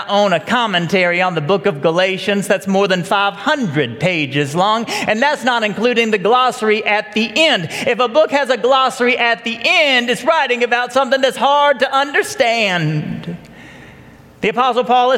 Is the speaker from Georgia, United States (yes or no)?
yes; Marietta, Georgia, United States; I grew up here in Marietta, Georgia